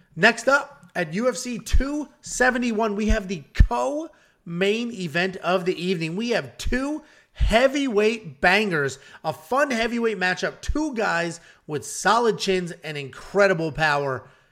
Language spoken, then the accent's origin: English; Connecticut, United States; I'm from the Northeast